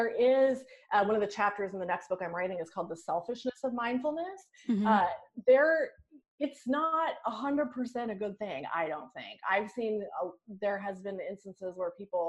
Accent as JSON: {"language": "English", "region": "New York", "country": "United States", "said": "I'm a New Yorker"}